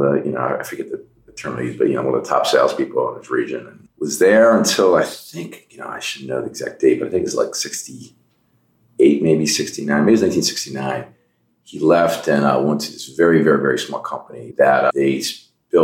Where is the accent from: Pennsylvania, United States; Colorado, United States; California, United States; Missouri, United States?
Pennsylvania, United States; Wayne; also born or lived in New York City / New York suburbs; I was born in New York City, moved to New York suburbs when I was young, but really grew up outside of Philadelphia. We moved to Wayne, Pennsylvania when I was in first grade